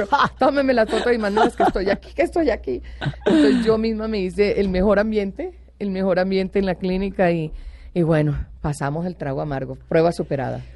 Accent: Caribbean coast of Colombia, Colombia; moved away; also born or lived in Bogotá; soy costeña

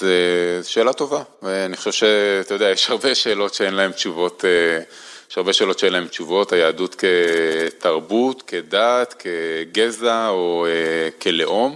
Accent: Holon, Israel; also born or lived in Hashmonaim / Jerusalem / Washington; אני לא גדלתי בירושלים, גדלתי בחולון וחשמונאים

